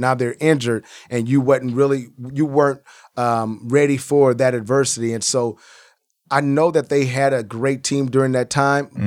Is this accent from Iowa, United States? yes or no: yes; Iowa, United States; I'm from Iowa.